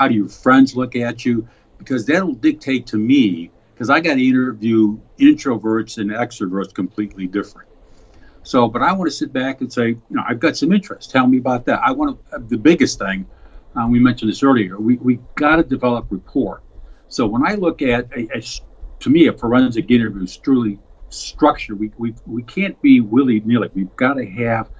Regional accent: Chicago, Illinois, United States; I was born and raised on the south side of Chicago

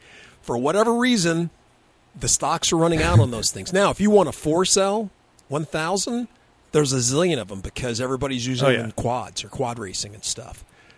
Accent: Texas, United States; from the hills of Texas.

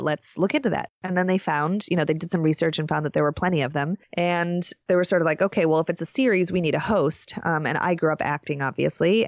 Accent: Chicago, Illinois, United States; I grew up a half a block away from Wrigley Field. I grew up on Sheffield

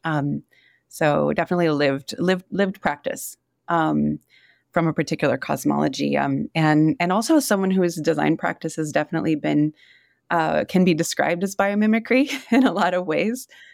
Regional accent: Yurok community in Northern California, United States; also born or lived in Wisconsin; now in Tucson, United States; I was raised in the Yurok community in Northern California

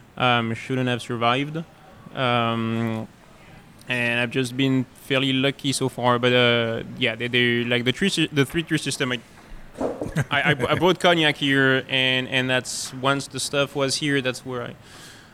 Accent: France; moved away; I grew up in France

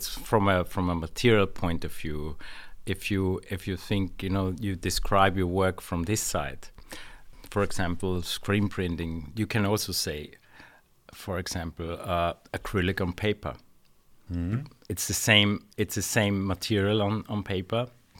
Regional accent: Austria; also born or lived in London; I'm from Austria.

